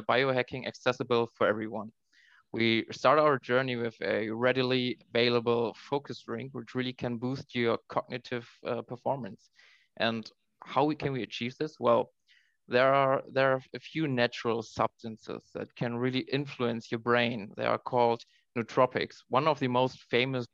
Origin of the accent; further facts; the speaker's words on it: Oldenburg, Lower Saxony, Germany; moved away as an adult; also born or lived in Halle (Saale); I grew up in Oldenburg, which is a little village near Bremen, northern Germany.